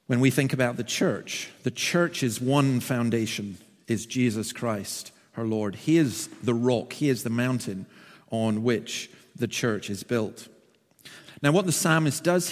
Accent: the Highlands, Scotland, United Kingdom; also born or lived in Berwick-upon-Tweed; now in Dundee, United Kingdom; I'm from the Highlands

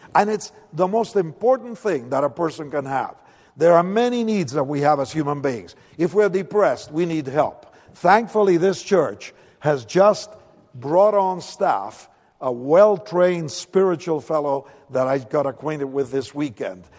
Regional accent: Argentina; accent: Spanish; English is a second language; moved away; I'm from Argentina, by the way. That's why the funny name and the slight accent they tell me I have.

